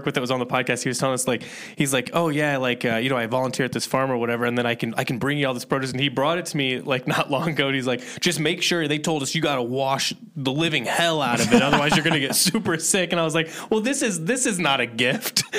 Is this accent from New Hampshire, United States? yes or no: no; Indiana, United States; moved away; I grew up in Indiana